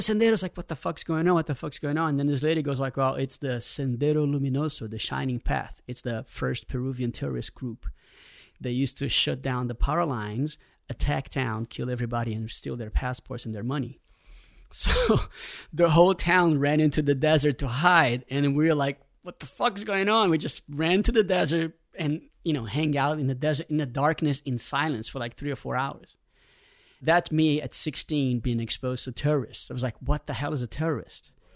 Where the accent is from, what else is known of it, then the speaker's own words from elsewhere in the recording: Rio de Janeiro, Brazil; growing up in Rio, you know, in the eighties